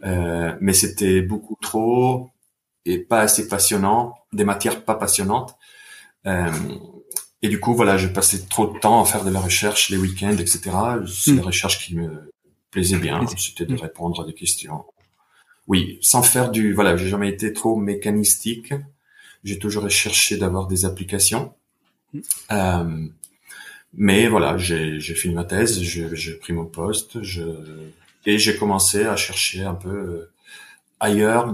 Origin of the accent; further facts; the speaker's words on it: Bergamo, Lombardy, Italy; moved away; je viens d'Italie, de Bergame